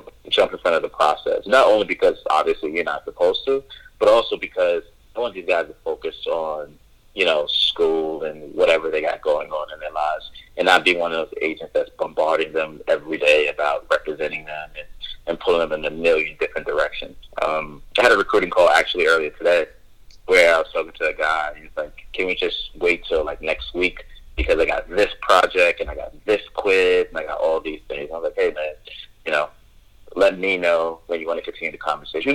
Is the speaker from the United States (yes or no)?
yes; New York, United States; I'm from New York.